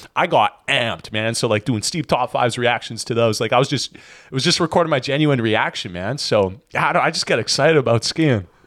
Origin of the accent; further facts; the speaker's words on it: Edmonton, Alberta, Canada; moved away as an adult; now in Kelowna, Canada; originally born and raised in Edmonton, Alberta